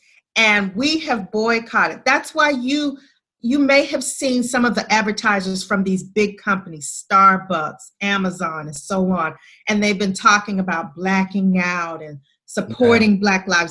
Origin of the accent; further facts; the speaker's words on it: the Jim Crow South, United States; I grew up in the Jim Crow South.